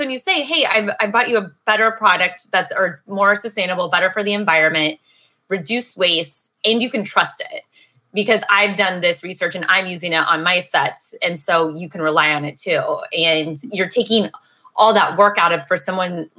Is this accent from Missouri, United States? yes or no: yes; Missouri, United States; Missouri, I'm from the Missouri side